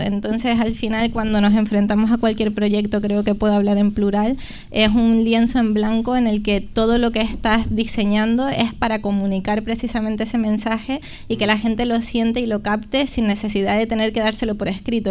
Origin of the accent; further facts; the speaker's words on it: La Palma, Canary Islands, Spain; accent: Canarian; moved away as an adult; now in Madrid, Spain; como habrán notado en mi acento, soy canaria, vengo de la isla de La Palma, pero vivo en Madrid. Vine a estudiar diseño de moda con 18 añitos